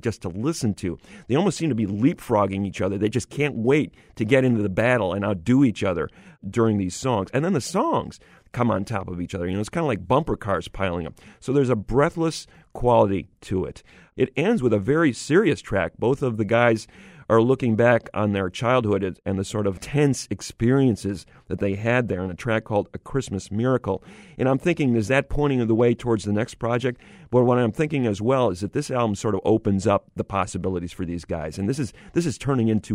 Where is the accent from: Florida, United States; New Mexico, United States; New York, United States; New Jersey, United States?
New York, United States; Syracuse; I grew up in Syracuse, New York